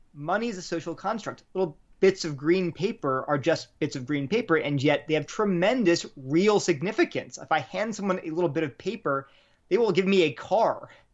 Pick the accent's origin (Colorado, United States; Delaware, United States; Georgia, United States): Delaware, United States; also born or lived in New Haven, Connecticut / Berkeley, California; now in Durham, United States; I grew up in Delaware